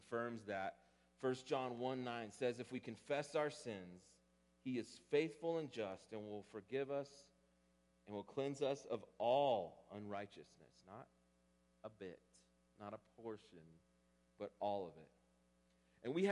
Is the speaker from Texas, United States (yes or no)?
yes; Texas, United States; growing up in Texas and doing two-a-days in August